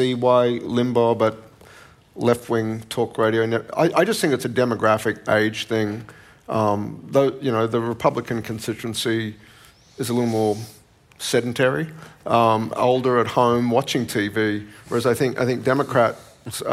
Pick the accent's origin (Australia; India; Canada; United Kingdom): Australia; as an Australian